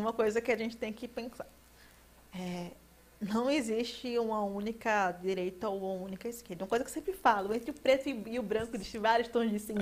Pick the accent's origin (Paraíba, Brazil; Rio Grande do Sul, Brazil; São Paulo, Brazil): Paraíba, Brazil; also born or lived in João Pessoa; que tem a vergonha de dizer que é paraibano